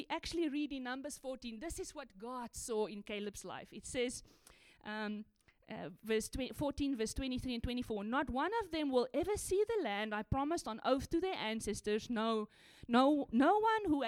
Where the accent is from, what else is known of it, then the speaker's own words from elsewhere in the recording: South Africa; I grew up in South Africa